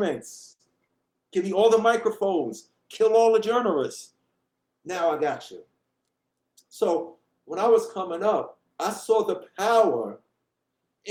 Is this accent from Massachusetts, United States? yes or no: no; New York City, New York, United States; … from Hollis, Queens